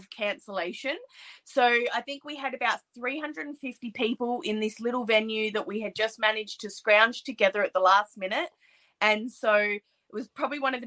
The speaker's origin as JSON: {"language": "English", "country": "Australia", "said": "I'm an Australian wrestler"}